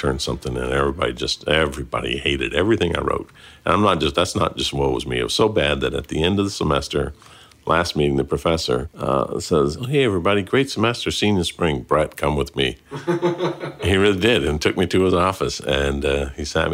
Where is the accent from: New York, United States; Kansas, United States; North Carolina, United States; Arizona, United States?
Arizona, United States; Phoenix; moved away as an adult; also born or lived in California / Huntington Beach, California; I grew up in California and Arizona. I look back on Arizona as really, really formative for me